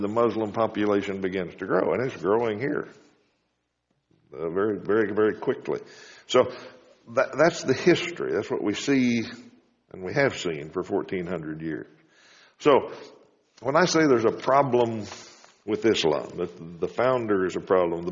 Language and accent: English; United States; also born or lived in Wichita, Kansas; As Americans